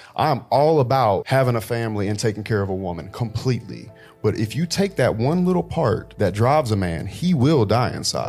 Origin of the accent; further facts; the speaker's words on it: Miami, Florida, United States; There's things that you understand about the world growing up in Miami.